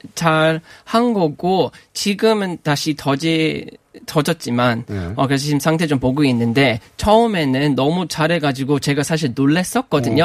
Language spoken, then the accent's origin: Korean; Australia; Korean is a second language; moved away as an adult; now in South Korea